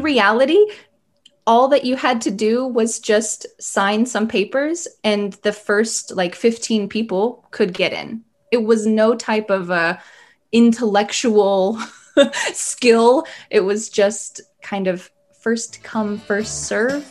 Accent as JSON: {"language": "English", "region": "the South of the US", "country": "United States", "also_born_or_lived": "the north of the US", "said": "I'm from the South of the U S in general"}